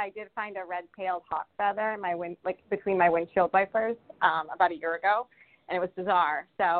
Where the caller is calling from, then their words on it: Rhode Island, United States; I'm calling from Rhode Island.